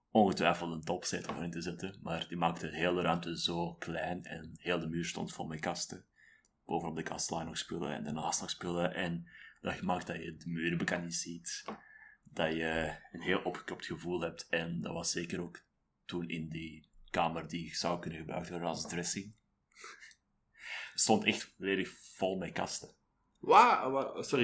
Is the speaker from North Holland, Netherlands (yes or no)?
no; Middelburg, Zeeland, Netherlands; Want ik ben dan opgegroeid in Middelburg, wat een beetje moerasgebied is bij momenten.